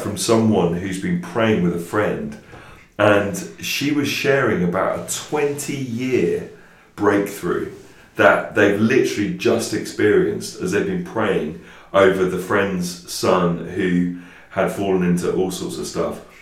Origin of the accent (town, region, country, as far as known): England, United Kingdom